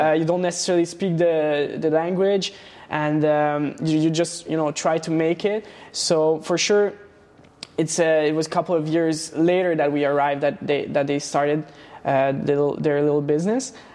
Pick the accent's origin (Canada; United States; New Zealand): Canada; Laval, Quebec; born or raised there; also born or lived in Transylvania, Romania / Montreal